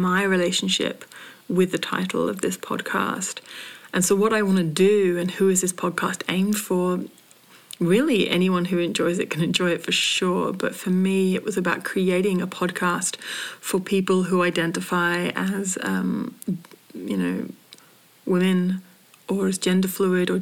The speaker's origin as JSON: {"language": "English", "country": "United Kingdom", "tie": "born or raised there", "moved": "yes", "lives_now": "Australia", "said": "I was born in Britain. I now live as a colonizer on colonized land. Well, not on colonized, on Aboriginal land"}